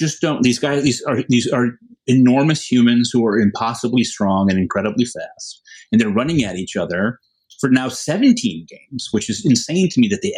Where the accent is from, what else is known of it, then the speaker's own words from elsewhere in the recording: Connecticut, United States; I'm from Connecticut